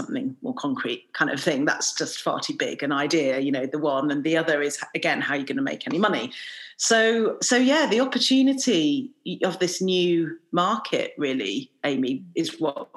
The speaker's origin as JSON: {"language": "English", "region": "England", "country": "United Kingdom", "tie": "born or raised there", "said": "I'm Indian by background, but I've lived in England most of my life"}